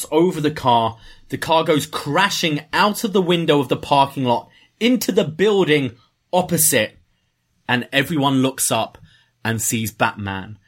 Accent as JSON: {"language": "English", "region": "England", "country": "United Kingdom", "said": "I'm from England"}